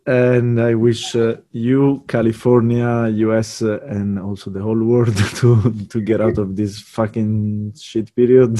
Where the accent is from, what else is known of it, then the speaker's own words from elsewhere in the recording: Sardinia, Italy; I come from Sardinia, which is a pretty warm country